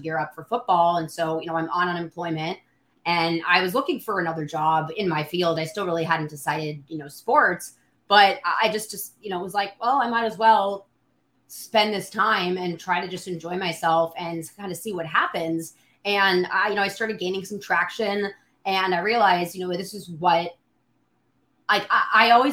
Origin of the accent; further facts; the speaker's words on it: Bay Area, California, United States; now in New Orleans, United States; I'm from the Bay Area